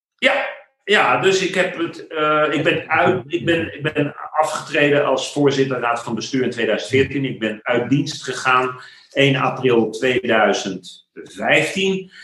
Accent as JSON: {"language": "Dutch", "town": "The Hague", "region": "South Holland", "country": "Netherlands", "tie": "born or raised there", "accent": "Haags", "said": "dan horen mensen dat ik uit Den Haag kom. Daar ben ik geboren en getogen. Ik ben Hagenees, geen Hagenaar"}